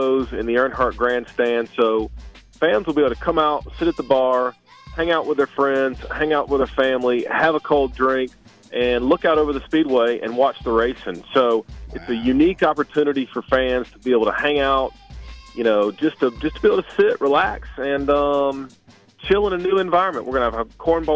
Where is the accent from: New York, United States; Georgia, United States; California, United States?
Georgia, United States; Atlanta; I'm born and raised in Atlanta